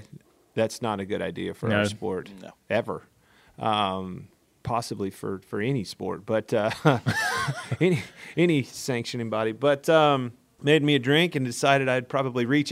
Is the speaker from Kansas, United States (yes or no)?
yes; Kansas, United States; moved away as an adult; now in North Carolina, United States; I grew up in Kansas